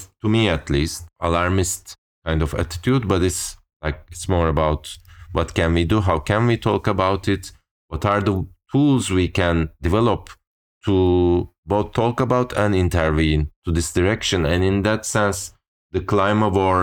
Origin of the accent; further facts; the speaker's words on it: Turkey; growing up in Turkey, you end up like primary school is like years of memorizing this